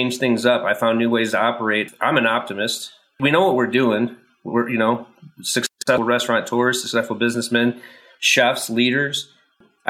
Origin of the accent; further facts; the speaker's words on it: St. Louis, Missouri, United States; also born or lived in Manhattan; now in Colorado Springs, United States; I'm from St. Louis